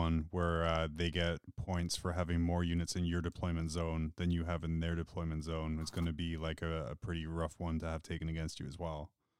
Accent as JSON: {"language": "English", "region": "Scotland", "country": "United Kingdom", "moved": "as an adult", "lives_now": "United States", "said": "I would equate it more to me being Scottish"}